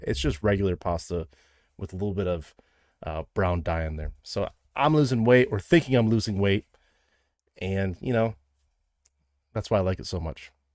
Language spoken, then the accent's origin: English; Midwest, United States; I'm from the Midwest